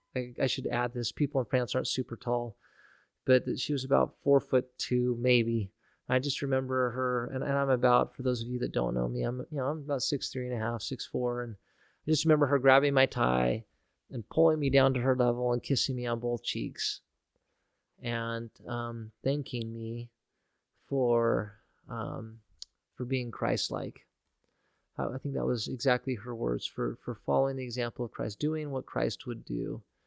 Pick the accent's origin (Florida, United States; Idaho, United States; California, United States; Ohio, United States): Idaho, United States; Nampa; here in Nampa, growing up in Nampa